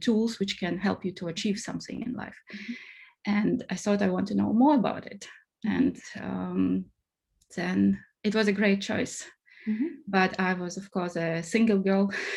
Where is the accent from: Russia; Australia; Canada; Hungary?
Russia; moved away as an adult; also born or lived in Singapore / Portugal; now in Hamburg, Germany; I'm originally from Russia, and I did my first bachelor in IT in Russia.